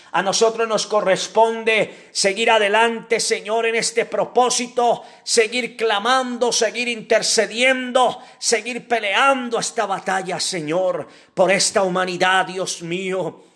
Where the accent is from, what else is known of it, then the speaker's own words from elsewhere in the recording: Colombia; como colombianos